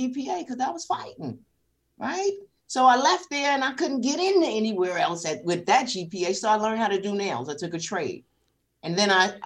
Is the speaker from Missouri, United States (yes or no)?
no; New York City, New York, United States; I grew up in South Jamaica, Queens, 40 projects.